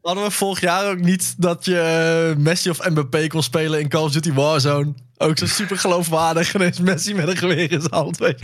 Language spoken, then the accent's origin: Dutch; Netherlands